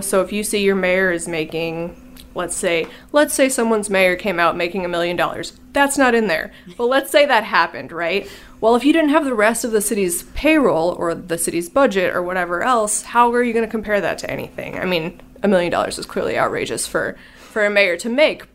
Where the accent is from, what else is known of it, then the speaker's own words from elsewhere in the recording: Illinois, United States; I'm from Illinois